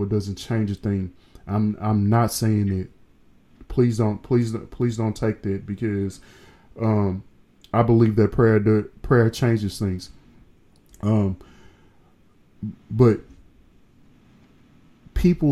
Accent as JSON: {"language": "English", "region": "the South", "country": "United States", "said": "I'm from the South"}